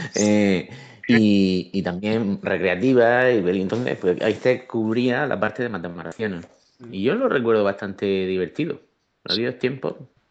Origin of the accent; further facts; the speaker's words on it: Region of Murcia, Spain; que soy de Murcia